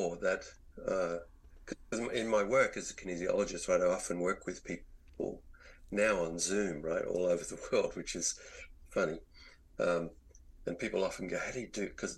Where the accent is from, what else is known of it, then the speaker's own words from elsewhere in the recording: Australia; moved away as an adult; also born or lived in Virginia, United States; as an Australian, one thing I never experienced in my growing up was to be out in the woods in the snow